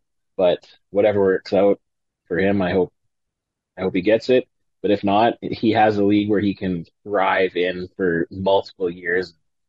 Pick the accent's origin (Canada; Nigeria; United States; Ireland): Canada; Regina, Saskatchewan; born or raised there